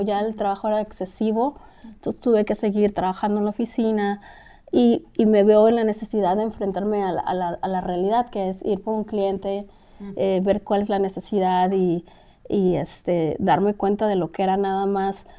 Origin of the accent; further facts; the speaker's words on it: Mexico City, Mexico; moved away as an adult; now in Los Angeles, United States; soy mexicana de la capital, el DF